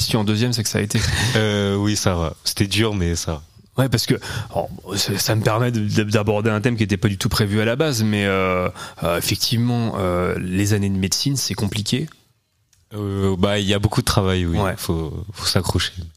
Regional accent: Caen, Normandy, France; je suis de Caen

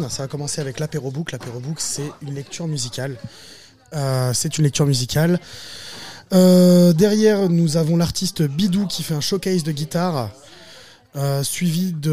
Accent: Hauts-de-France, France; On vient du Nord.

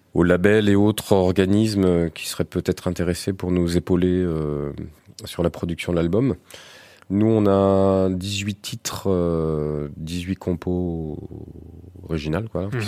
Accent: Alençon, Normandy, France; moi je suis d'Alençon

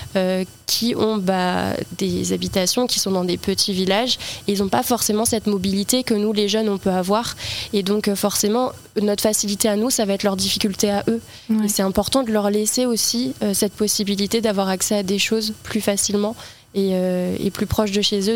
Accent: L'Aigle, Normandy, France; Je suis originaire de Normandie, j'ai grandi en campagne

